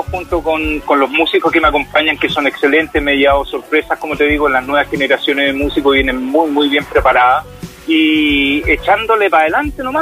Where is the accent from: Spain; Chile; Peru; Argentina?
Chile; estuve como el chileno común, no me fui a ninguna clínica privada, estuve en el hospital de San Fernando